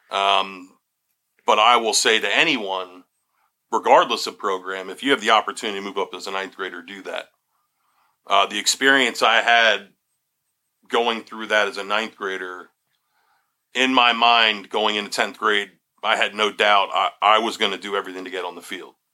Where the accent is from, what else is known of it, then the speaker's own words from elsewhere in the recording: Berks County, Pennsylvania, United States; also born or lived in Conrad Weiser / Reading, Pennsylvania / West Reading, Pennsylvania / West Chester, Pennsylvania; I'm I'm from Berks County. Um, obviously. Born and raised. Born and raised. But I had a little view of Berks County. I grew up in Conrad Weiser, until uh, fourth grade. I went to Reading for two years, fifth and sixth